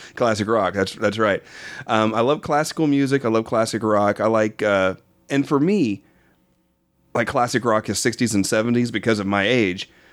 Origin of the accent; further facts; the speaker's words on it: Norman, Oklahoma, United States; moved away as an adult; also born or lived in Dallas, Texas; I grew up in Norman, Oklahoma.